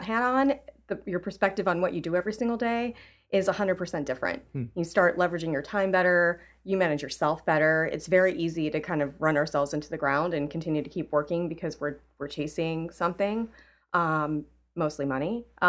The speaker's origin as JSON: {"language": "English", "region": "California", "country": "United States", "moved": "yes", "lives_now": "Chicago, United States", "said": "I guess I'm a transplant from California. I moved to Chicago 15 years ago."}